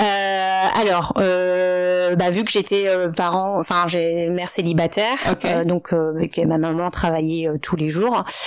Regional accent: Paris, Île-de-France, France; also born or lived in Maubeuge / Ivry-sur-Seine / China; mes parents ont déménagé euh, quand j'avais 3 ans dans le 18e arrondissement de Paris, dans le quartier de Max où il y a actuellement encore toujours une petite communauté asiatique. Donc j'ai fait toute mon enfance là-bas.

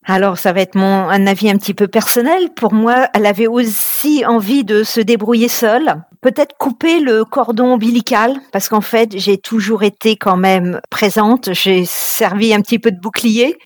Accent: Paris / Yvelines, Île-de-France, France; also born or lived in Vincennes, Val-de-Marne / Var; Je suis, euh, je suis une Parisienne. Je suis née dans les Yvelines

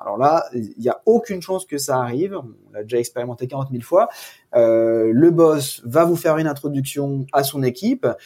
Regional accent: France; nous, en tant que Français

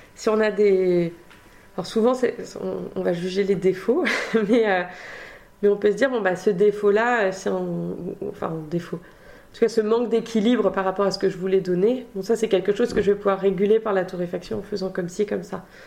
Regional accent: Eure-et-Loir, Centre-Val de Loire, France; moved away as an adult; also born or lived in Angers / Mexico / Argentina / Spain; now in Bordeaux, France; j'ai grandi en Eure-et-Loire. Euh, donc assez proche de la région parisienne finalement, enfin la limite entre la Normandie et, la région parisienne.

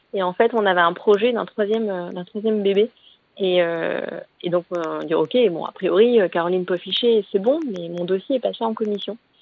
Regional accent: Normandy, France; moved away; also born or lived in Paris region; On a quitté la région parisienne, on s'est installé en Normandie, ma région natale

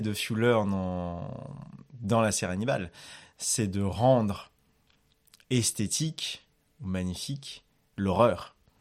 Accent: Madagascar; quand j'étais petit à Madagascar

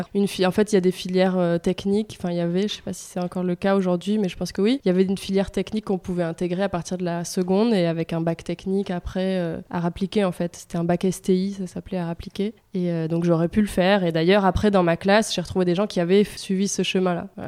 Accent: Marseille, Provence-Alpes-Côte d'Azur, France; also born or lived in Paris / Italy; quand on est marseillais et provençal entre guillemets

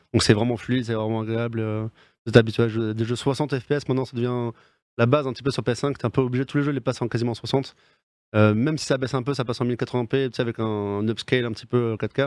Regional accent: Bordeaux, Nouvelle-Aquitaine, France; je suis bordelais

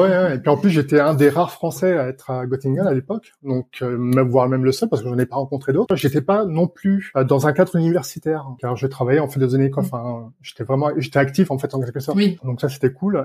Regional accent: Nantes, Pays de la Loire, France; moved away as an adult; now in Berlin, Germany; je viens donc de la région nantaise

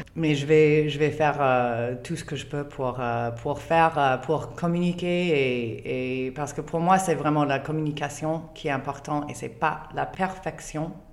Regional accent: Canada; French is a second language; je suis canadienne, je ne suis pas française

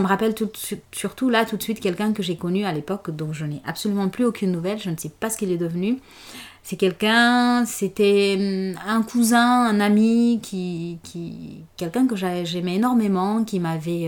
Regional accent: Conakry, Guinea; moved away as an adult; je suis née en Guinée, à Conakry, et j'ai passé les 24 premières années de ma vie là-bas

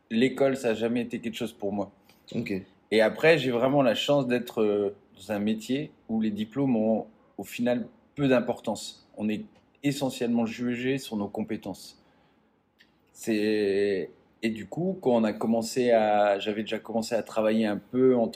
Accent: eastern France, France; j'ai grandi dans l'est de la France, en métropole, dans un tout petit

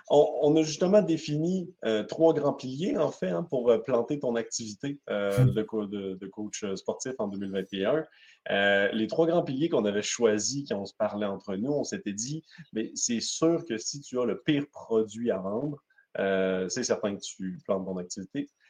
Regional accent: Quebec, Canada; Un, je suis du côté québécois. comme vous pouvez le voir, malgré que mon accent est très léger, donc, je, je, je, suis ici au Québec

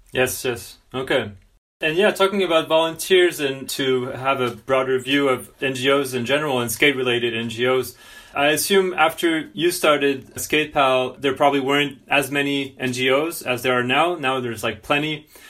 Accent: France; I'm from France

